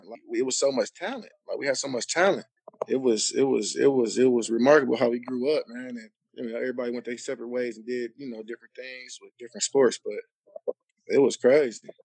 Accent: Cleveland, Ohio, United States; moved away; also born or lived in Long Beach; I'm from Cleveland

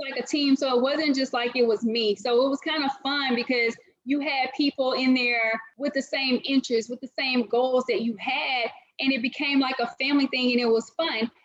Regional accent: Winona, Mississippi, United States; now in Atlanta, United States; I grew up in Mississippi my entire life, a little small city called Winona, Mississippi.

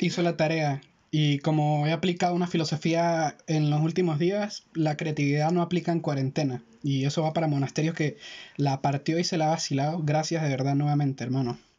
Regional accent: Táchira, Venezuela; de donde nosotros venimos, de Táchira, Venezuela. Eh, Melan y yo somos del mismo estado

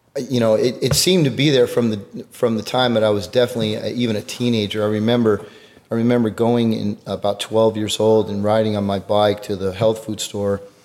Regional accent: Greenwich, Connecticut, United States; now in Houston, United States; I grew up in Greenwich, Connecticut

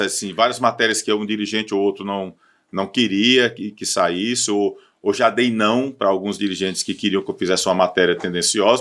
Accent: Barbalha, Ceará, Brazil; eu sou de Barbalha

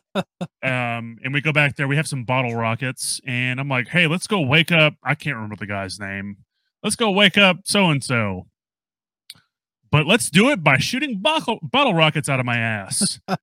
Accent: New Orleans, Louisiana, United States; now in Texas, United States; originally, I'm from New Orleans

